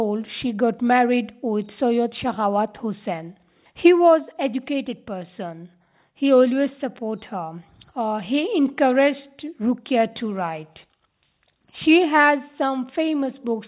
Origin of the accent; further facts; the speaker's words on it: Bangladesh; English is a second language; now in Newcastle, United Kingdom; I am from Bangladesh.